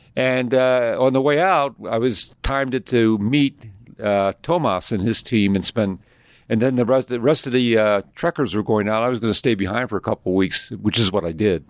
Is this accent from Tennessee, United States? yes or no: no; Philadelphia, Pennsylvania, United States; moved away as an adult; I was raised in Philadelphia.